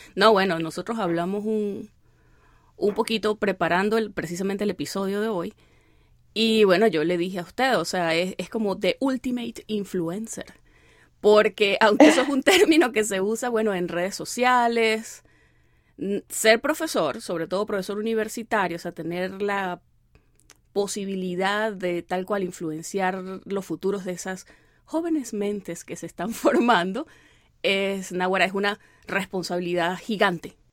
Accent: Venezuelan Andes, Venezuela; moved away; yo soy gocha

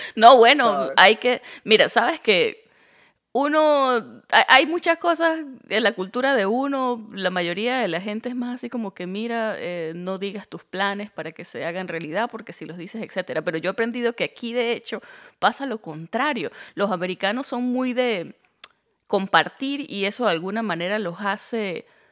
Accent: Andean Venezuela, Andes, Venezuela; moved away as an adult; now in United States; yo soy gocha

